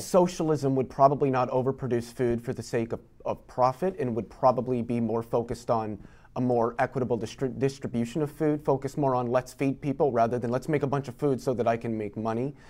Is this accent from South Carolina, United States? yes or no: no; Iowa, United States; I grew up in Iowa